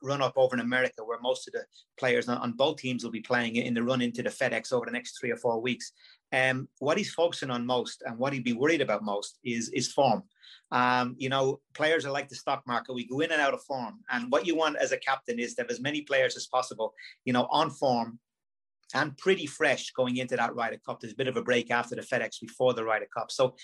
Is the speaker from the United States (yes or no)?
no; Dublin, Leinster, Ireland; back when I was a boy in the 80s growing up in Dublin